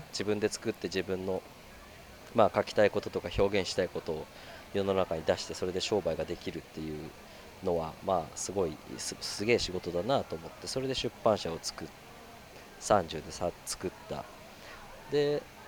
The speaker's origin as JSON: {"language": "Japanese", "town": "Yokohama", "region": "Kanagawa", "country": "Japan", "tie": "born or raised there", "lives_now": "Miura, Japan", "said": "横浜で生まれ育って、親父の実家が佐賀"}